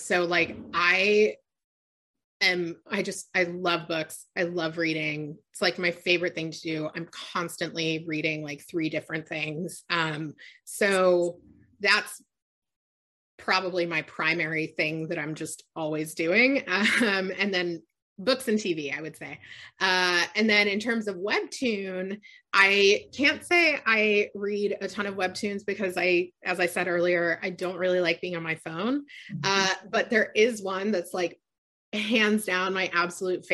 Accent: Annandale, Virginia, United States; moved away as an adult; also born or lived in Los Angeles; I grew up in Northern Virginia, and the town I grew up in was the Koreatown of the DC area.

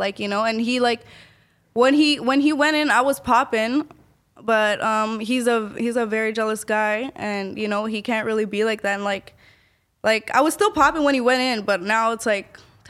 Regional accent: Ecuador; I'm from Ecuador.

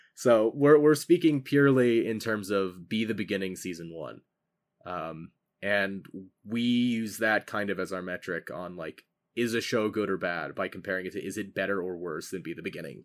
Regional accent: United States; I am an American who grew up in the American school system

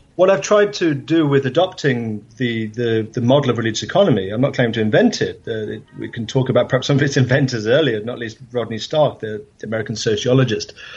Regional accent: England, United Kingdom; I grew up in England

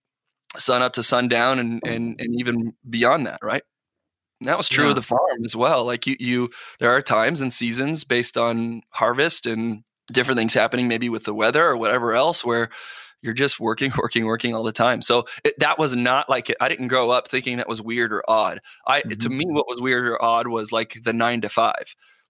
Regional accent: Buckeye, Arizona, United States; also born or lived in Phoenix, Arizona; I was born in Arizona, Phoenix, Arizona, but I grew up in a town on the west side of Arizona called Buckeye.

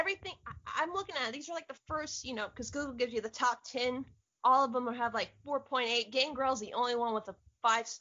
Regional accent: Florida, United States; I'm from Florida

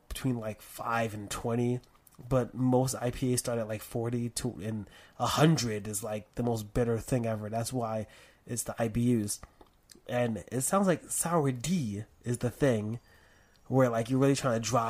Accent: East Coast, United States; So this is the thing, because you're from the West Coast, I'm from the East Coast

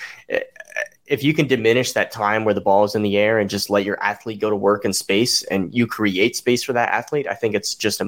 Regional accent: Salt Lake City, Utah, United States; moved away; so I'm actually from Salt Lake City, Utah

